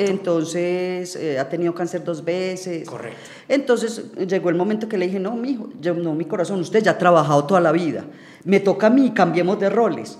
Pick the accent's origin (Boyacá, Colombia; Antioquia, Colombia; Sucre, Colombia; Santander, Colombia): Antioquia, Colombia; Urrao; now in San Antonio de Prado, Colombia; Yo soy de Urrao, Antioquia